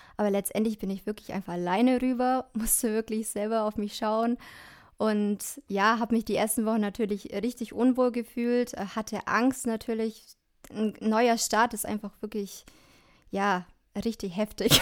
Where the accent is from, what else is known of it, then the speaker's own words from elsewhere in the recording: Dillingen, Germany; Ich komme aus Dillingen, aus dem schönen Dillingen